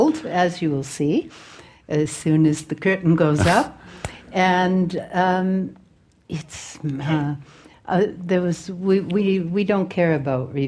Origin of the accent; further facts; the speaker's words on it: Boston, Massachusetts, United States; I was born in Boston, and one side of my family is Irish